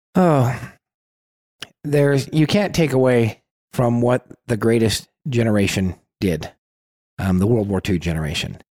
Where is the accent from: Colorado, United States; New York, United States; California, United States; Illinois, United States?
California, United States; We're from California